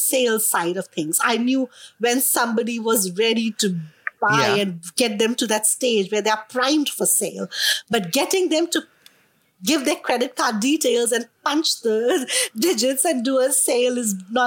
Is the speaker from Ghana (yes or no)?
no; India; accent: Indian; moved away as an adult; now in Melbourne, Australia; being an Indian